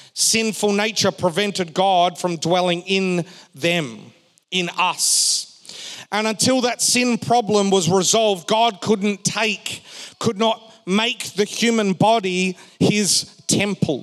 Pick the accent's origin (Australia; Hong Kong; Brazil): Australia; Perth, Western Australia; We were growing up in Perth